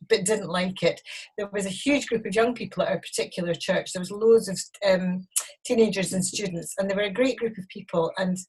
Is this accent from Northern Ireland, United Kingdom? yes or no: no; Glasgow, Scotland, United Kingdom; moved away as an adult; also born or lived in Oban / Edinburgh; now in Colchester, United Kingdom; Well, I was born in Glasgow. I was there. My dad was a minister in the Free Church of Scotland, Presbyterian Church, and we were there for some time.